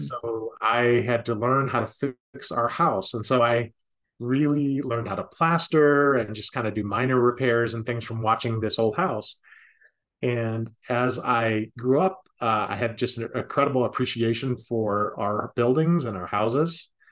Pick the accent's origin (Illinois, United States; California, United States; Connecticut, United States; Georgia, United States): Illinois, United States; Chicago; I grew up in Chicago